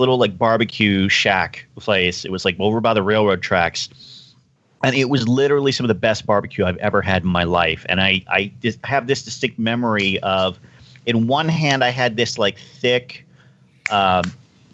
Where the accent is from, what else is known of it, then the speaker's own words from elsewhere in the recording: Texas, United States; also born or lived in California; even though I'm originally from California, I've spent most of my life in Texas.